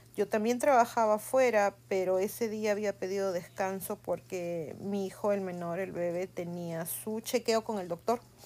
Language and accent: Spanish; Peru; now in United States; en mi país, en el Perú, nosotros hemos vivido en los 80 la época del terrorismo